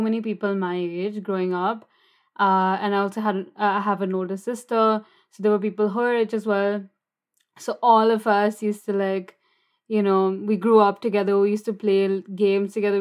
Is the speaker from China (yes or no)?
no; New Delhi, Delhi, India; moved away as an adult; also born or lived in United States / Germany / Barcelona, Spain; growing up in New Delhi